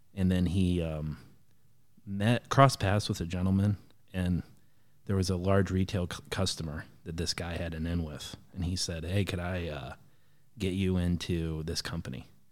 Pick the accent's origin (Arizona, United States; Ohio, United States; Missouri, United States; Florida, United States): Ohio, United States; Defiance; now in Harlan, Indiana, United States; I grew up in a little town called Defiance, Ohio